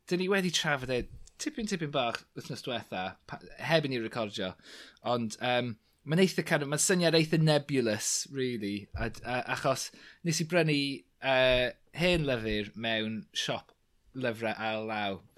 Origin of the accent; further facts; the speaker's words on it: Clwydian Range, Wales, United Kingdom; Bryniau Clwyd, achos yn amlwg dyna fy milltir sgwar i.